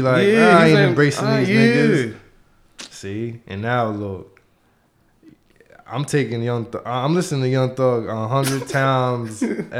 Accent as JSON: {"language": "English", "town": "New York City", "region": "New York", "country": "United States", "said": "I'm from High Bridge. You feel me? That's my roots. All my family in High Bridge. Shout out to the Bronx."}